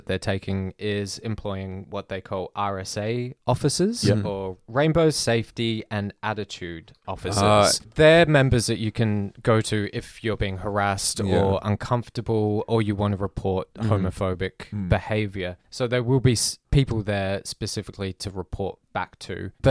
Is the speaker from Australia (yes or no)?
yes; Adelaide, South Australia, Australia; No, I'm from Adelaide.